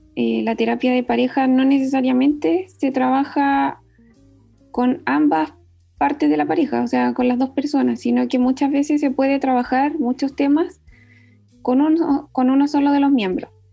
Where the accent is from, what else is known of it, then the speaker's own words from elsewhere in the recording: Valdivia, Los Ríos, Chile; now in Santiago, Chile; soy del sur, soy de Valdivia, pero vivo en Santiago